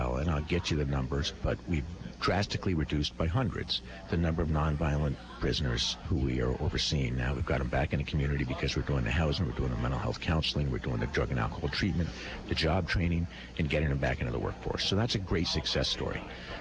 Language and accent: English; Putney, Vermont, United States; growing up in Putney